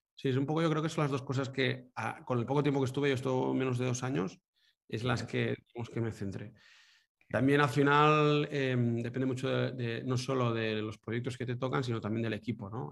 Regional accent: Manresa, Catalonia, Spain; now in Girona, Spain; soy nacido en Manresa, eh, un pueblo de, Cataluña, y, nada, vivo ahora en Girona

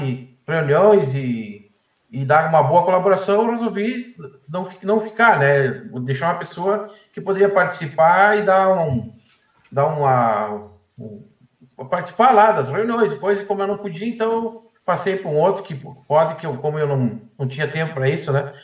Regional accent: Erechim, Rio Grande do Sul, Brazil; sou de Erechim, né? Natural daqui

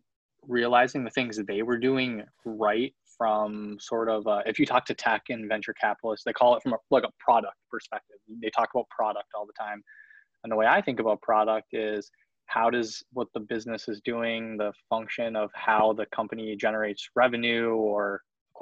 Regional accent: Michigan, United States; also born or lived in Winnipeg, Manitoba, Canada; I'm originally from Winnipeg, Manitoba, up in the middle of nowhere in Canada. Moved to Michigan with my parents when I was nine.

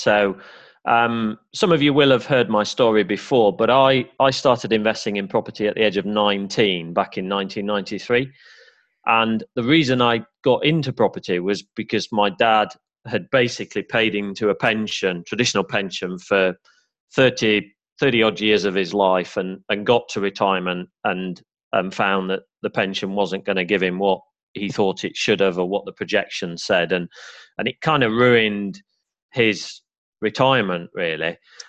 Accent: Yorkshire and the Humber, United Kingdom; accent: Yorkshire; I've kind of lost my Yorkshire accent now, but I am a Yorkshire lad born and bred, and bought my first terraced house in Barnsley

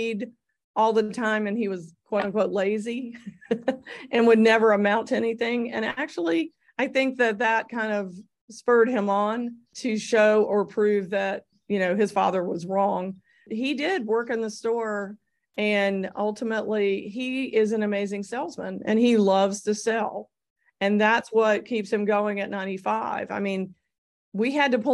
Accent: Greensboro, North Carolina, United States; I grew up in Greensboro, and that's obviously where I had my part-time jobs

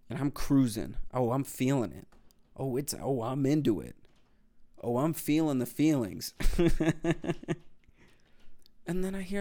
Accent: Delaware County, Pennsylvania, United States; accent: Philly; Delco. I'm from Delco.

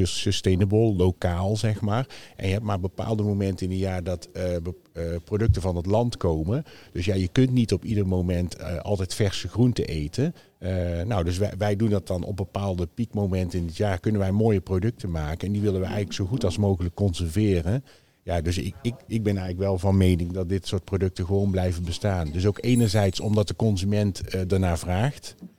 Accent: Netherlands; wij als Nederlanders

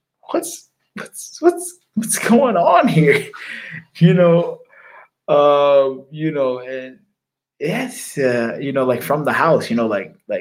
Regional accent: United States; being an American

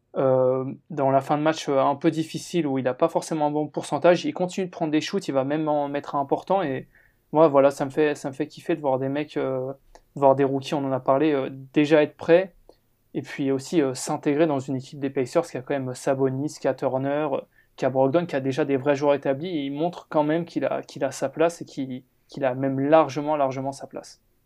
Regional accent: France; nous en tant que Français

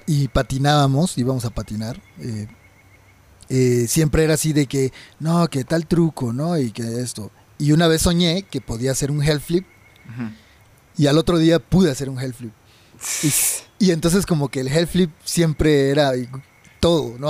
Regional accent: Chiapas, Mexico; now in Mexico City, Mexico; Yo soy de Chiapas también

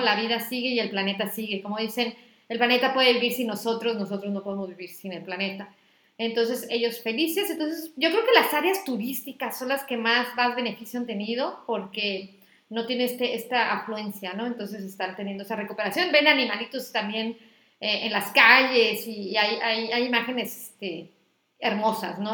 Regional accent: Acapulco, Guerrero, Mexico; moved away as an adult; also born or lived in Mexico City; now in Tijuana, Mexico; yo crecí en, en Acapulco

